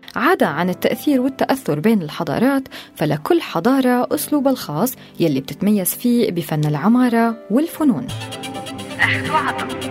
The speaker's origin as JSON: {"language": "Arabic", "country": "Syria", "said": "نحن كسوريين"}